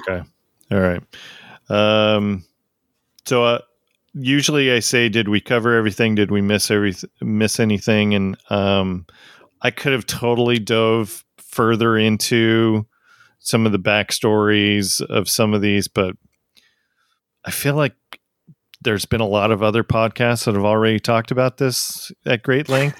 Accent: United States; I'm an American

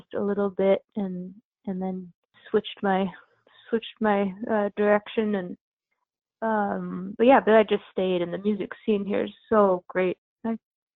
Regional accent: La Conner, Washington, United States; moved away as an adult; now in Portland, United States; I grew up in a small town in northern Washington called LeConnor

